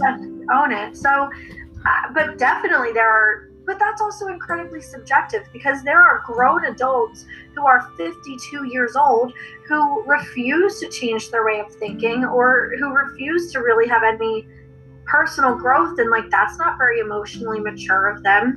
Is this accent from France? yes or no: no; Bucks County, Pennsylvania, United States; moved away as an adult; now in Lancaster, United States; I grew up in Bucks County, but now I live in Lancaster